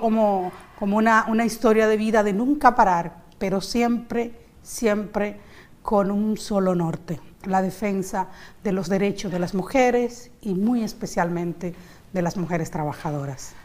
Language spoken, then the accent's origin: Spanish; San Pedro de Macorís, Dominican Republic; yo soy de San Pedro de Macorís.